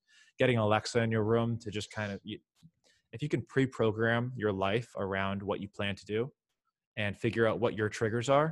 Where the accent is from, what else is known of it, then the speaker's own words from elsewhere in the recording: Miami, Florida, United States; also born or lived in Syracuse, New York; I grew up in Miami